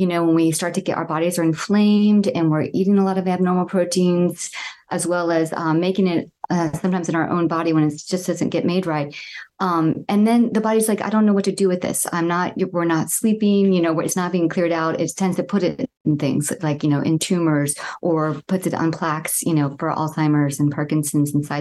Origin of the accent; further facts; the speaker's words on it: Southwest Florida, United States; I grew up in Southwest Florida near the Everglades